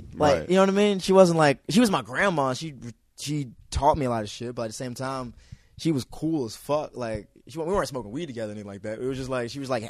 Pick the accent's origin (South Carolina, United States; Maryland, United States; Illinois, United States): Maryland, United States; Hyattsville; that's my hometown. Hiatal is my hometown.